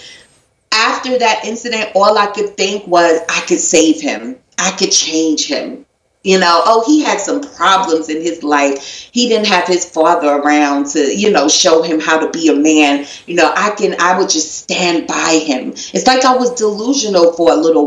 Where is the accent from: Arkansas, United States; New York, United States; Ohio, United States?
New York, United States; New York City; I'm from Brooklyn, New York. So I'm 17 years old